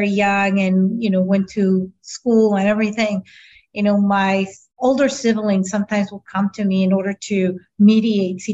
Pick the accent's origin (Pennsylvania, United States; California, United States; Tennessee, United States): California, United States; San Diego; first language Spanish; English is a second language; also born or lived in Tijuana, Mexico; I had the beautiful opportunity to be born in San Diego, but at the same time be able to live in both sides of the border.